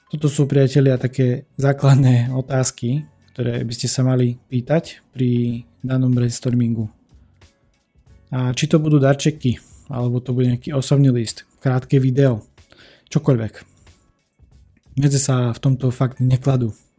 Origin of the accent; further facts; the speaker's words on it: Humenné, Prešov Region, Slovakia; u nás v Humenom